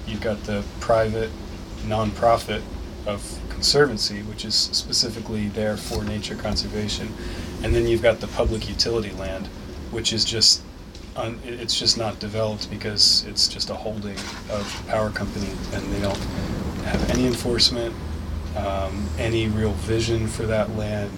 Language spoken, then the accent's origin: English; United States; also born or lived in Newark, Delaware; I grew up um, at the tri state where Delaware, Maryland, and Pennsylvania come together almost exactly on that point